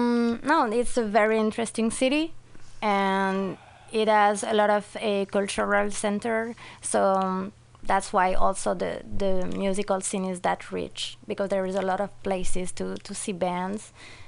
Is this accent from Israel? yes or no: no; France; moved away as an adult; now in Buenos Aires, Argentina; I'm actually French for real. I mean, I I was born in France, and I was raised there. And when I was 19, I went to Buenos Aires to live, and I've been there for kind of 4 years now.